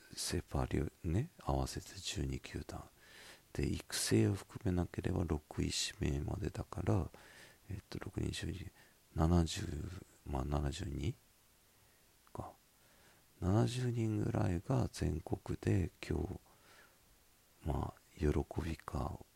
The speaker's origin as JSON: {"language": "Japanese", "region": "Miyazaki", "country": "Japan", "accent": "Miyazaki dialect", "said": "私の宮崎弁"}